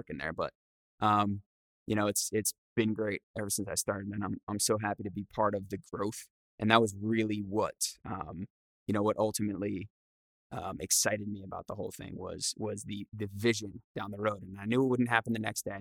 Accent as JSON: {"language": "English", "region": "Rhode Island", "country": "United States", "said": "I'm from Rhode Island"}